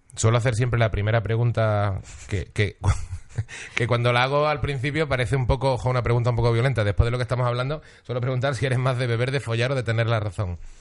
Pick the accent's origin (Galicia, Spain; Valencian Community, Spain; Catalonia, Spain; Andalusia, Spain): Andalusia, Spain; Seville; me he criado en Sevilla, tampoco soy sevillano